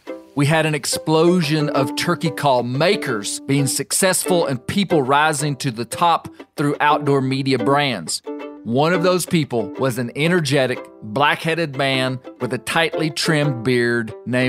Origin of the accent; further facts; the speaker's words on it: Arkansas, United States; I'm from Arkansas, and our turkey populations are currently down 60% from our population peaks in the early 2000s